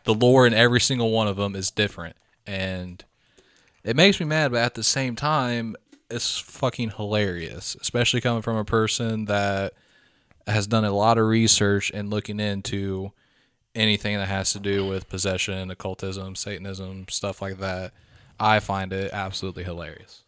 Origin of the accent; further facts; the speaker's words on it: Midwest, United States; We grew up in the Midwest, poor